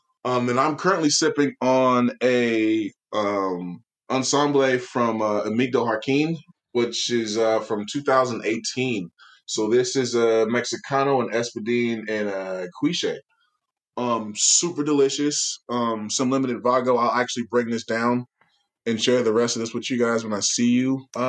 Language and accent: English; San Francisco, California, United States; Born and raised in San Francisco.